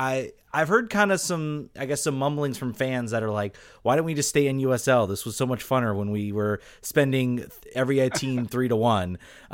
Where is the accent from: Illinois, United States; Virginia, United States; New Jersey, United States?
Virginia, United States; Richmond; I'm actually from Richmond